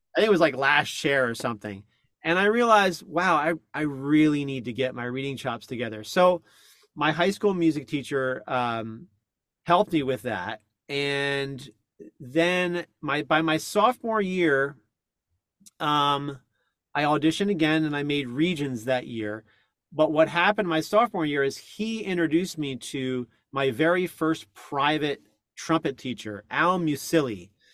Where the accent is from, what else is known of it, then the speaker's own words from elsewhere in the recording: New Jersey, United States; I grew up in North Jersey